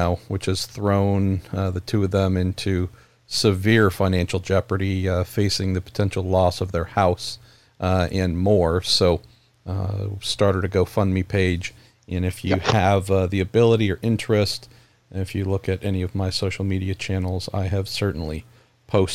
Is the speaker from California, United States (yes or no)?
yes; San Francisco Bay Area, California, United States; my home state of California and where I'm from here in the San Francisco Bay Area